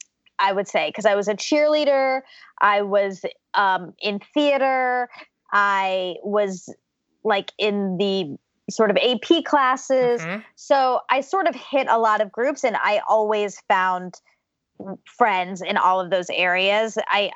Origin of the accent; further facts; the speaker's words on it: Georgia, United States; born there; So I was born in Georgia to my mom, who is a computer programmer, and my dad, who's an engineer.